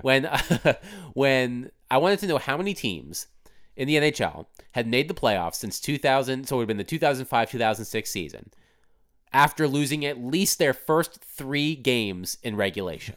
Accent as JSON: {"language": "English", "town": "Virginia Beach", "region": "Virginia", "country": "United States", "tie": "born or raised there", "also_born_or_lived": "Durham, North Carolina / Washington, D.C.", "moved": "as an adult", "lives_now": "Nashville, United States", "said": "raised in Virginia Beach, Virginia."}